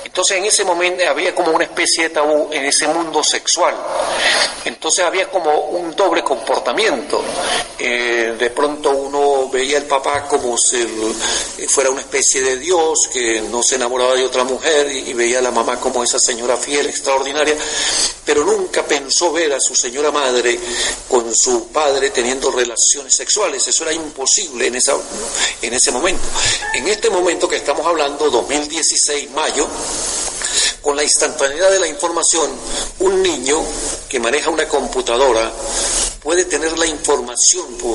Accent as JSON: {"language": "Spanish", "town": "Maracay", "region": "Aragua", "country": "Venezuela", "tie": "born or raised there", "said": "yo fui un niño que me crié en Maracay y viví y supe lo que eran alpargatas y lo que era vivir en una hacienda y todo."}